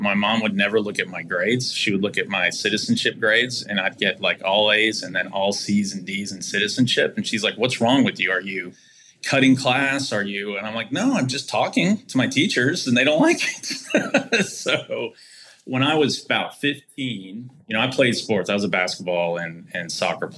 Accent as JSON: {"language": "English", "region": "Texas", "country": "United States", "tie": "born or raised there", "said": "I'm a fifth generation native Texan"}